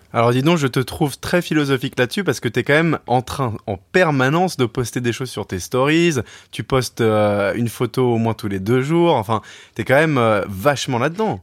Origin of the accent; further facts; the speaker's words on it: Paris, Île-de-France, France; moved away as an adult; also born or lived in England; je travaille dans les médias, je viens de Paris